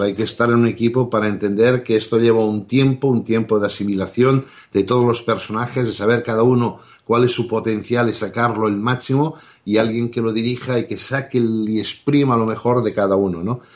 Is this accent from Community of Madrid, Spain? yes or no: no; Sant Cugat del Vallès, Catalonia, Spain; teníamos tres camiones que hacíamos el transporte desde mi pueblo, San Cugat, a Barcelona